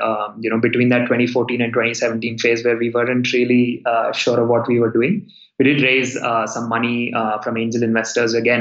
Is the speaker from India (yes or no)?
yes; India; I'm from India. I went to school in India